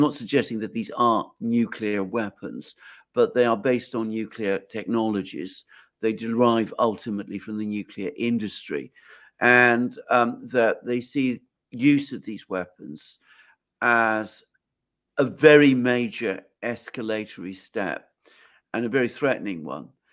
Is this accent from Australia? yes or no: no; United Kingdom; speaking as a British person